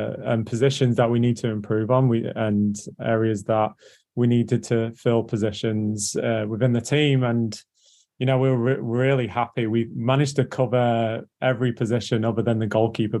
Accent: England, United Kingdom; moved away as an adult; also born or lived in North Carolina, United States; now in Orlando, United States; as you can tell by my voice, I'm English, but my dad was American

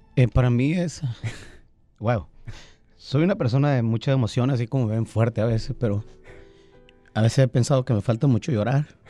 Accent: Pueblos Unidos, Sinaloa, Mexico; donde yo me crié, pues en Pueblos Unidos

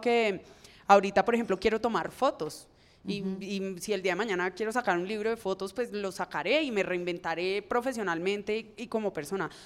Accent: Cali, Valle del Cauca, Colombia; como persona caleña que soy

